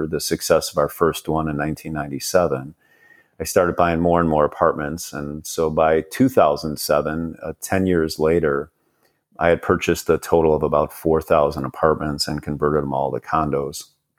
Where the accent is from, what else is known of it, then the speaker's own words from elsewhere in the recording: Chicago, Illinois, United States; moved away as an adult; now in Palo Alto, United States; I was born and raised in Chicago. Although you and I are talking, I sit here in Palo Alto, California now. So I'm a Chicago guy, born and raised there.